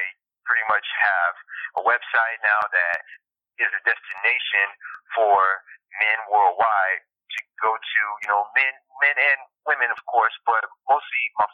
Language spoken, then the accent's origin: English; Miami, Florida, United States; moved away as an adult; now in New York, United States; I'm from Miami, now moving to New York